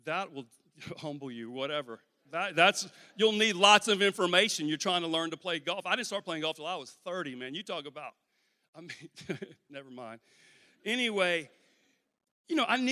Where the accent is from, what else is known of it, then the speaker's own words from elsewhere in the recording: Louisiana, United States; I'm from Louisiana